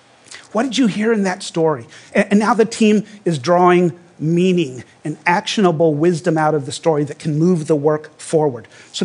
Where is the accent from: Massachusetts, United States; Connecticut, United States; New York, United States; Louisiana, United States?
Louisiana, United States; I grew up in Louisiana, and my family were members of a small fundamentalist church.